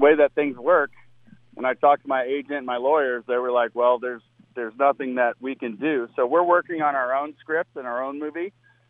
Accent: South Florida, United States; I grew up in South Florida, and, you know, the Braves were here early on in West Palm Beach for spring training

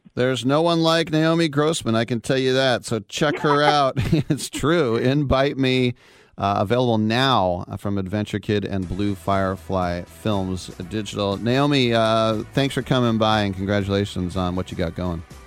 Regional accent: United States; as an American

